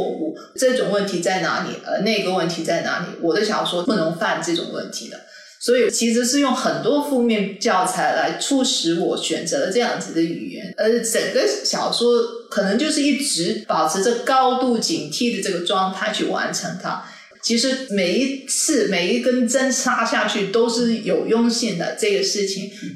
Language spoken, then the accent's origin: Chinese; Malaysia; first language Cantonese; 我们既然身为马来西亚人